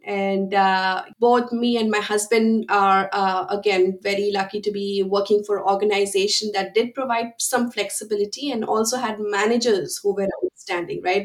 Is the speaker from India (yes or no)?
yes; India; moved away as an adult; now in United States; I am originally from India and I came to the United States in 2006 to pursue my master's in chemical engineering, and I have been here ever since.